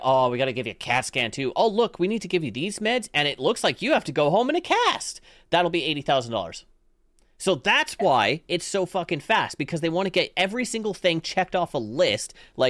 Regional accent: Canada; I'm Canadian.

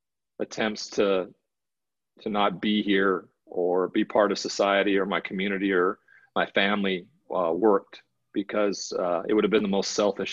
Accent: Great Falls, Montana, United States; we grew up in Great Falls, Montana

